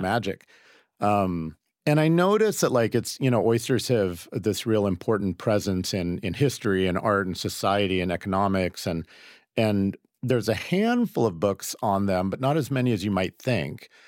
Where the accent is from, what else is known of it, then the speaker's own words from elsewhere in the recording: Seattle, Washington, United States; I grew up in Seattle